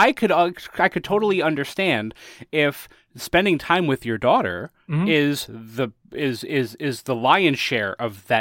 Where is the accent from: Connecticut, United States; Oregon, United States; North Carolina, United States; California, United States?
Connecticut, United States; moved away; So I am from Connecticut originally